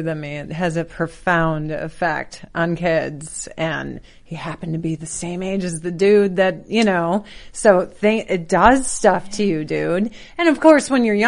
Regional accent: Chicago, Illinois, United States; We're both from Chicagoland

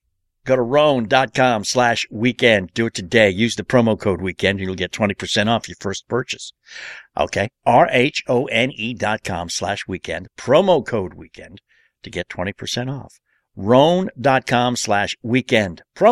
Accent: New York City, New York, United States; Yeah, well, I grew up on Staten Island.

